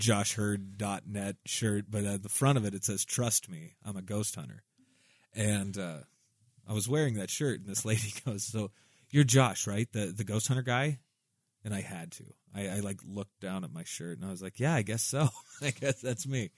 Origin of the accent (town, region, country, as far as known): Southwest Iowa, United States